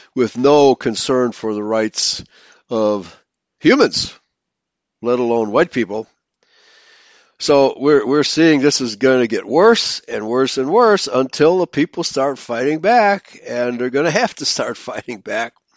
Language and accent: English; Chicago, Illinois, United States; growing up in Chicago